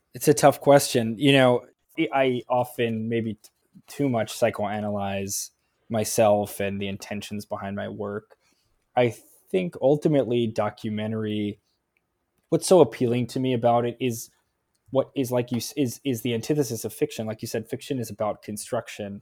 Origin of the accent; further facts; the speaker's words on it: United States; as an American